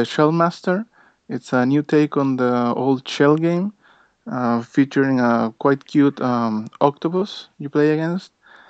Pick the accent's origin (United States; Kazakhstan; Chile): Chile; I'm from Chile